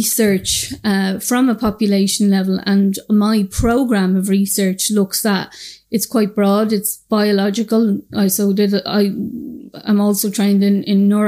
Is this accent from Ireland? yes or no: yes; Dublin, Leinster, Ireland; I'm from the north inner city in Dublin. I'm from Shamrock Dermot Street. And I suppose I grew up with lots of drug use around me